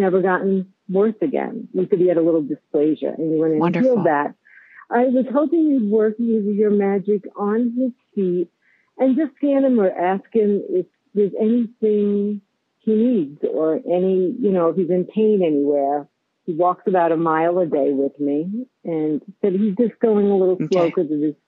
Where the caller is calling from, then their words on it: Longmont, Colorado, United States; I am calling from Longmont, Colorado